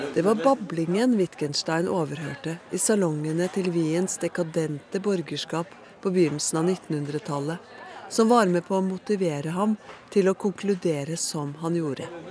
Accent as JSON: {"language": "Norwegian", "country": "Norway", "said": "Som nordmann er jeg vant til å kunne se på himmelen nattestid"}